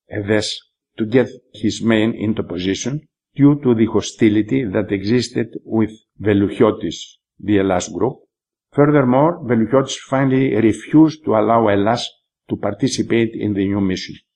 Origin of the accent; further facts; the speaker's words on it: Germany; born there; I approached the soldiers and told them that I was born in Germany.